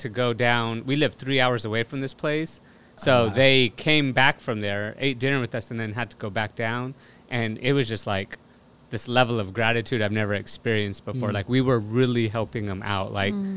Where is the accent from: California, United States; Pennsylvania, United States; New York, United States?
California, United States; we're from California